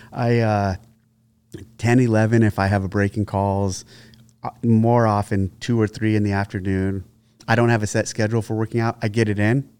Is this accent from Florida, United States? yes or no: no; San Jose, California, United States; I was originally born in San Jose, Sa-, San Jose, California